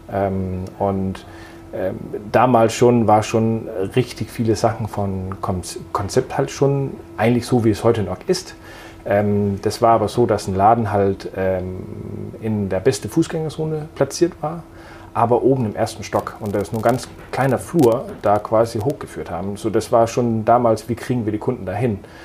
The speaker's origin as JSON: {"language": "German", "country": "Denmark", "tie": "born or raised there", "moved": "yes", "lives_now": "Münster, Germany", "said": "Ich bin äh, gebürtiger Däne, äh, wohne aber seit vielen, vielen Jahren in Deutschland"}